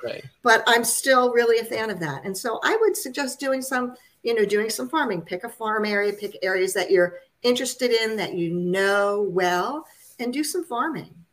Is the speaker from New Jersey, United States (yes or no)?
yes; New Jersey suburbs, United States; I grew up in the New Jersey suburbs